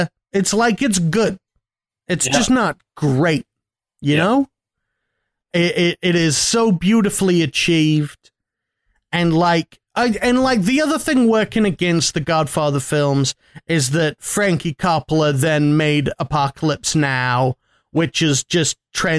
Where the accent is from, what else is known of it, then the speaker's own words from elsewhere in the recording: United States; Because I'm from America, with best country in the world